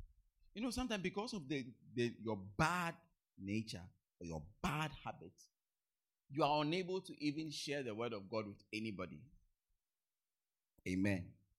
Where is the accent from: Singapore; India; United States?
India; South India; Me, I'm from the South. I'm from South India. I can't go to North India.